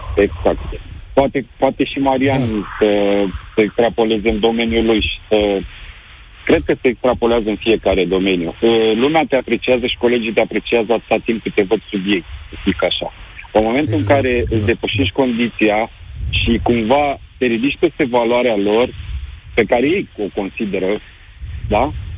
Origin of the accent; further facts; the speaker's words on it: Romania; moved away as an adult; now in United Kingdom; noi, ca și români